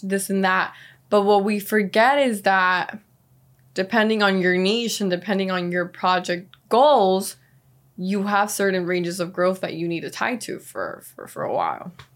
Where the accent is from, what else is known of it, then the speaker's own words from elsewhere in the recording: Miami, Florida, United States; also born or lived in Venezuela; growing up here, it's been a city that has cultivated and grown in ways that I never imagined